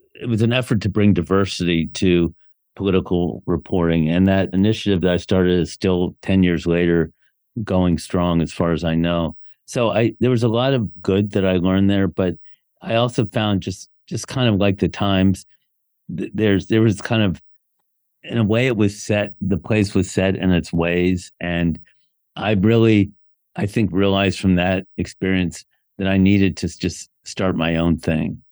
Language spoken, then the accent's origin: English; Bethesda, Maryland, United States; moved away as an adult; also born or lived in Washington, D.C. / Ann Arbor, Michigan / New York; I was born in Washington, D C, grew up in Bethesda, Maryland